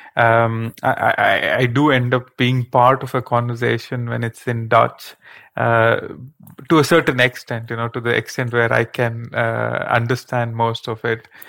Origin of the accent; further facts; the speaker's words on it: India; moved away as an adult; now in Netherlands; being born and raised in India